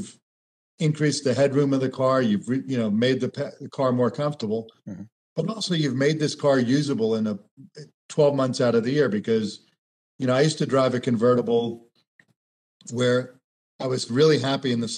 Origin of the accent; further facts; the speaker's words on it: Florida, United States; I grew up in Florida